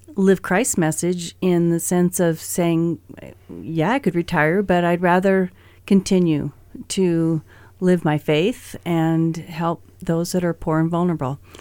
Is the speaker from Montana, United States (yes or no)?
yes; Great Falls, Montana, United States; I was raised here in Great Falls.